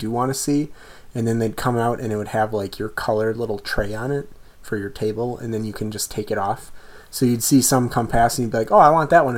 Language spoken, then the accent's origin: English; United States; I said, America